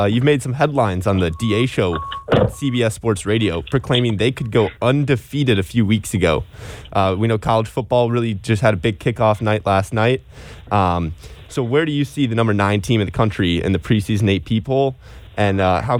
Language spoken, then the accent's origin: English; Minnesota, United States; I come from Minnesota.